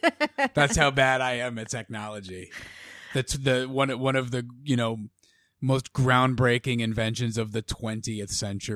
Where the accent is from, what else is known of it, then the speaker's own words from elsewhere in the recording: Avon, Connecticut, United States; in those 4 years, I left my mark on the community of Avon, Connecticut.